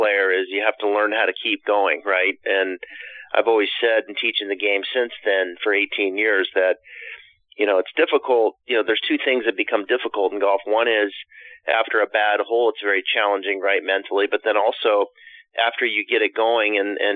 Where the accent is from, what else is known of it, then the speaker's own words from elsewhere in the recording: Pacific Northwest, northern Idaho, United States; I spent my time growing up in the Pacific Northwest